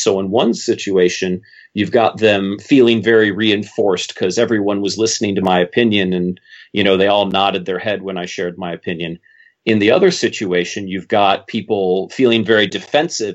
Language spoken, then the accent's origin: English; Minnesota, United States; I'm Minnesotan